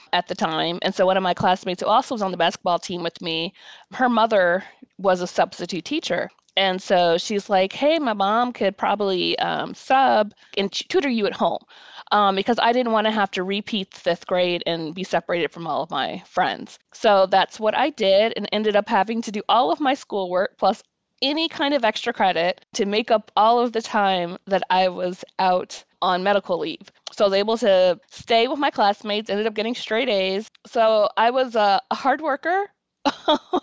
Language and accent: English; Palatine, Illinois, United States; also born or lived in Columbia, Missouri; I'm from Palatine, Illinois, which is a suburb, northwest suburb of Chicago, born and raised there.